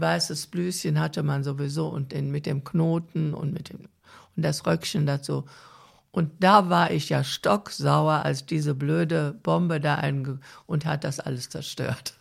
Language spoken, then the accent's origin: German; Rhineland, Germany; also born or lived in Sauerland; wollte meine Mutter partout wieder zurück nach Hause, obwohl unser Haus ja kaputt war